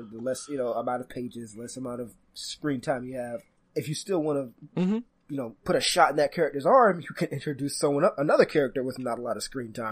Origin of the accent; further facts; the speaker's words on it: Canada; I'm Canadian. We're very polite